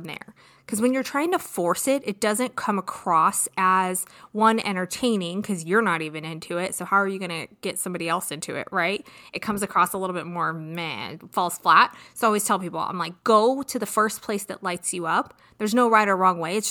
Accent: California, United States; I am from California

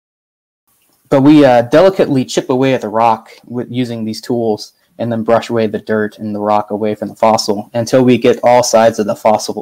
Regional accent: Hampton Roads area of Virginia, United States; moved away as an adult; now in Alberta, Canada; I grew up in the Hampton Roads area of Virginia in the United States

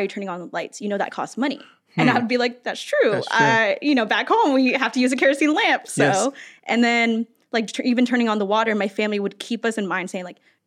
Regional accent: Arizona, United States; moved away as an adult; growing up in Arizona where non-natives and natives like grew up together

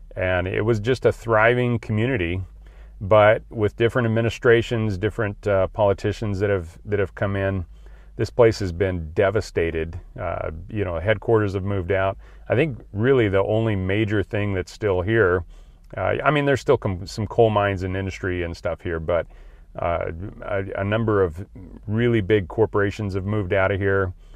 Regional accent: Idaho, United States; I grew up in Idaho

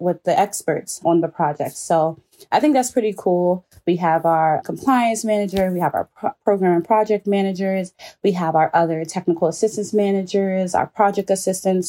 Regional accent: Prince George's County, Maryland, United States; I was born in Maryland, Prince George's County to be more direct. And I've been here almost my entire life.

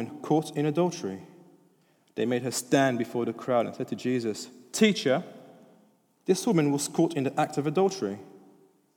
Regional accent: France; English is a second language; now in United Kingdom; I'm French. English isn't my first language

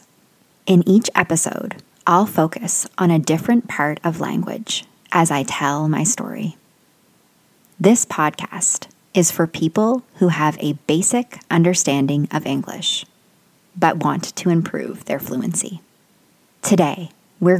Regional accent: Canada; also born or lived in South Korea; From 2012 to 2014, I lived outside of my home country

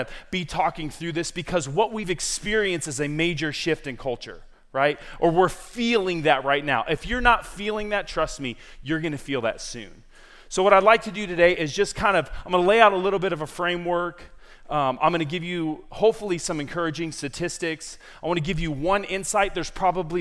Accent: San Diego, California, United States; moved away as an adult; also born or lived in Lynchburg, Virginia; I am originally from San Diego, California, born and raised

